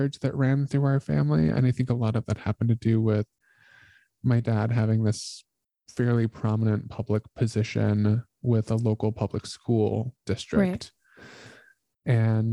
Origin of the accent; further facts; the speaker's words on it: Colorado, United States; moved away; also born or lived in New York City; I'm white. I grew up in Colorado